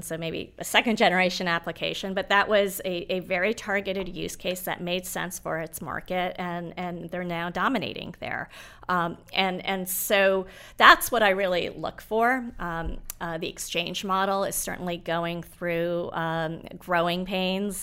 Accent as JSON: {"language": "English", "region": "Nairobi", "country": "Kenya", "tie": "born or raised there", "moved": "yes", "said": "I was born in Nairobi."}